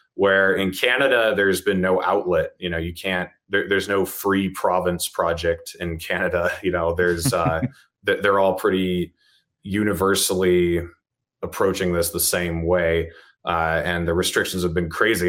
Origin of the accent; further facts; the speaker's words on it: New Hampshire, United States; now in Utah, United States; I was born and raised in New Hampshire